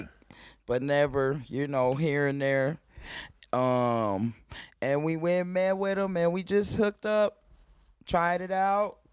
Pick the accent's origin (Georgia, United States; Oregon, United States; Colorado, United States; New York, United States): Colorado, United States; Denver; I grew up in Montbello